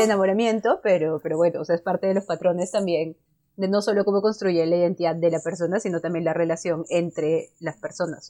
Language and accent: Spanish; Cusco, Peru; yo soy de Cusco